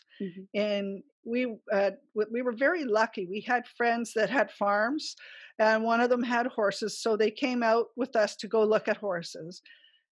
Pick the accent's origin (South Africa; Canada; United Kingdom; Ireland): Canada; Ottawa, Ontario; moved away; also born or lived in British Columbia / Alberta; I grew up in Ottawa in the city